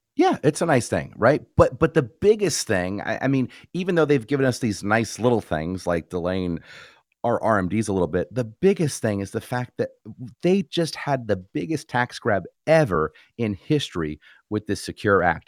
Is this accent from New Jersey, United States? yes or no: yes; New Jersey, United States; moved away; was born and raised in New Jersey